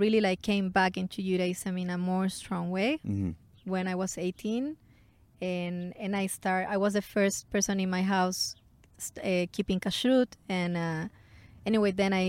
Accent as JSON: {"language": "English", "town": "Santiago", "region": "Santiago Metropolitan Region", "country": "Chile", "tie": "born or raised there", "said": "I grew up in Chile. I was born in Chile, in Santiago, the capital."}